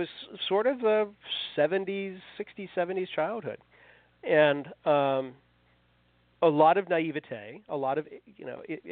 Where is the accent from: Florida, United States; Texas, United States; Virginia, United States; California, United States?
Virginia, United States; Fairfax County; I grew up in Fairfax County, Virginia, which is outside Washington, D.C., now I still live within 6 or 8 miles of the house I grew up in.